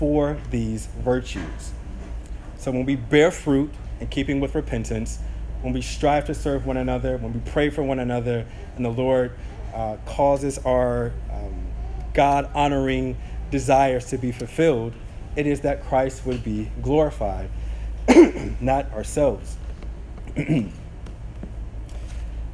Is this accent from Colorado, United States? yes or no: no; St. Petersburg, Florida, United States; as kids growing up in South St. Pete